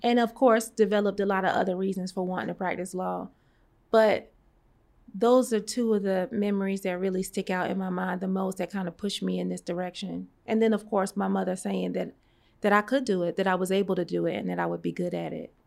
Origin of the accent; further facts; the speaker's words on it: New York City, New York, United States; moved away as an adult; also born or lived in Atlanta; I was born and raised in Brooklyn, New York, in the Flatbush section of Brooklyn